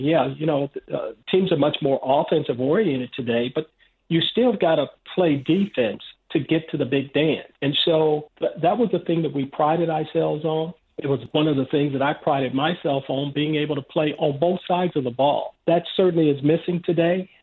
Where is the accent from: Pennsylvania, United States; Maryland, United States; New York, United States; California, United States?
California, United States; Los Angeles; I grew up in South Central Los Angeles